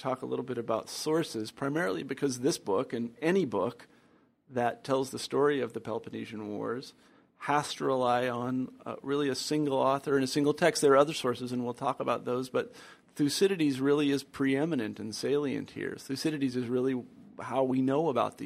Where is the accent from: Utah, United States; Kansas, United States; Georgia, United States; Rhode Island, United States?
Kansas, United States; now in Iowa City, United States; I grew up in Kansas